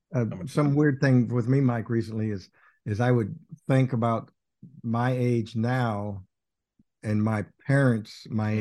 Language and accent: English; Littlefield, Texas, United States; moved away; I would say Littlefield, Texas